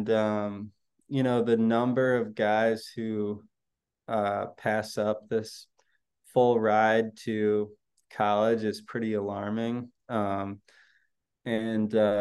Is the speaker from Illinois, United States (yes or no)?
yes; Chicago, Illinois, United States; my hometown team